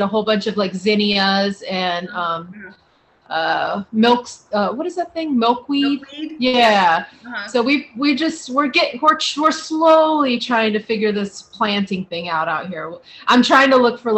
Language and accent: English; Ohio, United States; moved away; we live in the desert and I grew up in Ohio